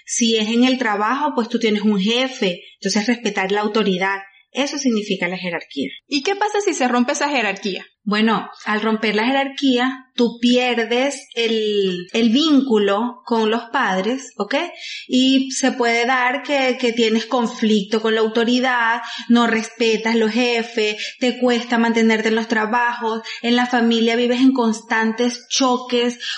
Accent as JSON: {"language": "Spanish", "town": "Güigüe", "region": "Carabobo", "country": "Venezuela", "tie": "born or raised there", "said": "Huigüe es un pueblo que está muy cerca de Valencia, como a 45 minutos, mi pueblo querido natal."}